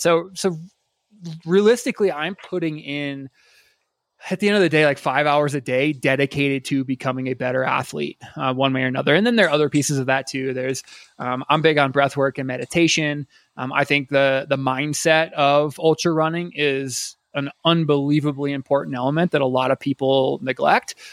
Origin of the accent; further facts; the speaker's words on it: Iowa, United States; now in Colorado, United States; I grew up in Iowa